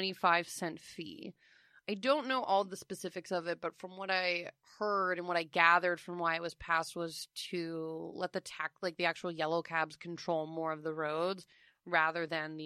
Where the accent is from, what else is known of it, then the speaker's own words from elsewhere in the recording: New York City, New York, United States; Did my due diligence as a New Yorker.